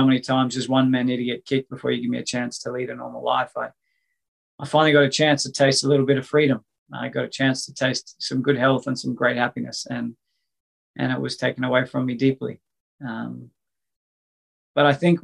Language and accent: English; Coffs Harbour, New South Wales, Australia; my hometown here in Coffs Harbour